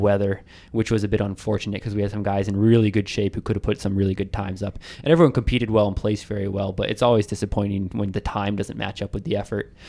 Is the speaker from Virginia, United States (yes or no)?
yes; Arlington, Virginia, United States; I've never, uh, run like a marathon in my hometown. And, you know, everyone says it's a D C marathon, but come on, it starts and ends in, in Arlington